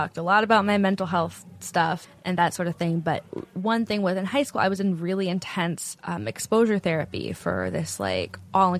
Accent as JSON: {"language": "English", "area": "Silicon Valley", "region": "California", "country": "United States", "tie": "born or raised there", "said": "I grew up in Silicon Valley."}